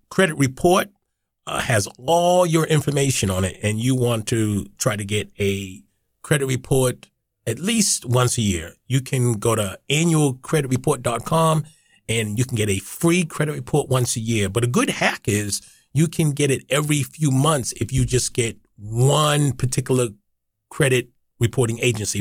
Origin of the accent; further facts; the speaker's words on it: Boston, Massachusetts, United States; I'm born and raised in Boston